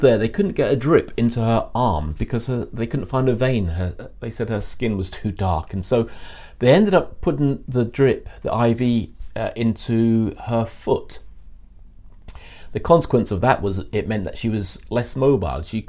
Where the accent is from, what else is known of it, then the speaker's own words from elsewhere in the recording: London, United Kingdom; I was born in North London in the mid-60s.